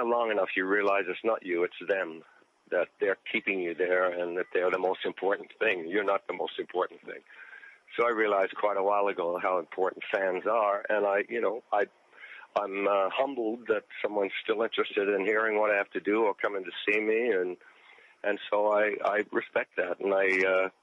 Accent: Australia; moved away as an adult; also born or lived in Sydney / England; now in United States; I grew up in Australia, out in the country

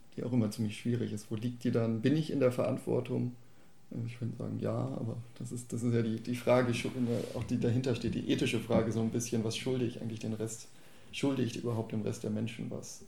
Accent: Bochum, North Rhine-Westphalia, Germany; now in Baden-Württemberg, Germany; Ich komme ja ursprünglich aus Bochum

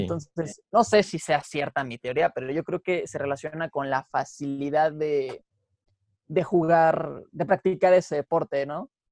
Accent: Mexico; Como mexicanos

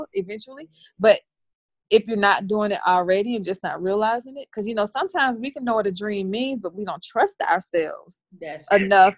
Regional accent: the South, United States; I'm from the South

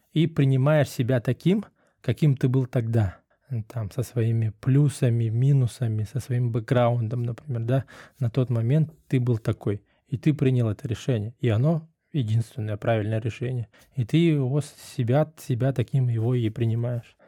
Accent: Russia; moved away as an adult; мы из России, мы из той страны

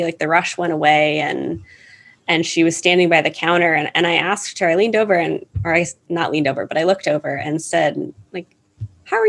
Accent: Ohio, United States; first language English; I'm from the US. I was born and raised in Ohio

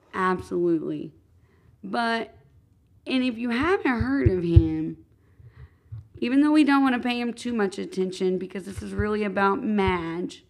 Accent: Madison, Indiana, United States; I grew up in Madison, Indiana, which is, I do have to say, a stunning town

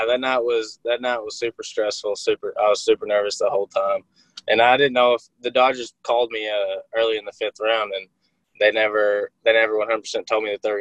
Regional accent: Arkansas, United States; accent: twang; I'm from Arkansas.

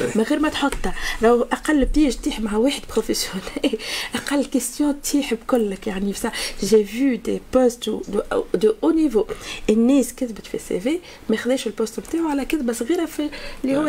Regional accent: Tunisia; عندنا في تونس

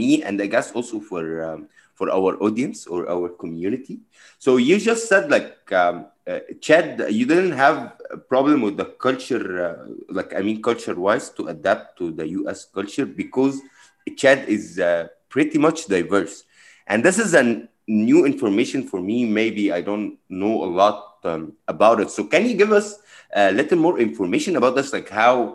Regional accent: Egypt; now in United States; I came from Egypt as well

